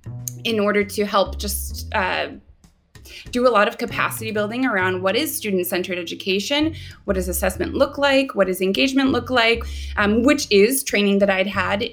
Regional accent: Chicago, Illinois, United States; also born or lived in New York / Indiana / Rwanda; I am from Chicago. I've lived a bunch of different places, but that's where I consider home.

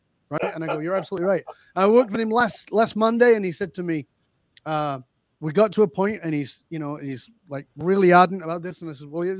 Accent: the north of England, United Kingdom; moved away as an adult; I grew up in Northern England. I left the UK more than 40 years ago

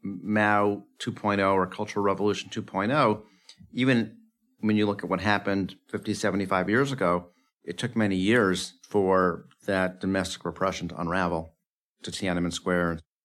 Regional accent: United States; as an American

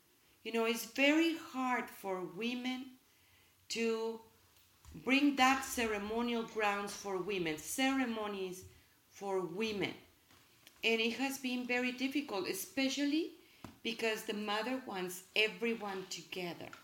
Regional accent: Mexico; English is a second language; now in United States; I'm from Mexico, and we are proud of our roots

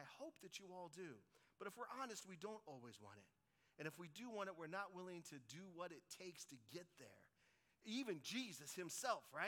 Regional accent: Colorado, United States; When I was a little kid, I was growing up in Colorado

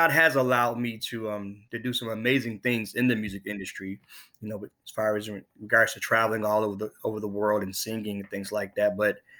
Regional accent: Sioux Falls, South Dakota, United States; born there; also born or lived in Buffalo; now in Nashville, United States; And I am originally from, I was born in Sioux Falls, South Dakota.

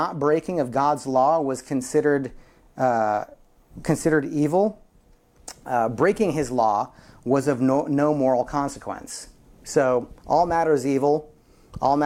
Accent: Midwest, United States; I'm from the Midwest, and there are Hutterite colonies and Amish communities all around.

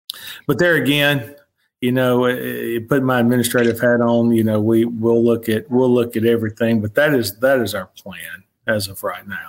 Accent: Greenville, Mississippi, United States; also born or lived in Tupelo, Mississippi / Jackson, Mississippi; I was born in Tupelo, grew up the majority of my life in the Mississippi Delta in Greenville. Went to Greenville St. Joe High School.

